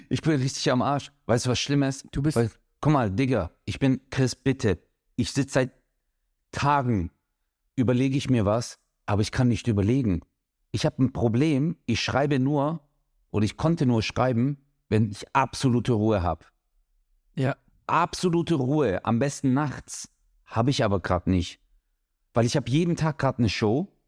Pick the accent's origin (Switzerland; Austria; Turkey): Turkey; ich bin Türke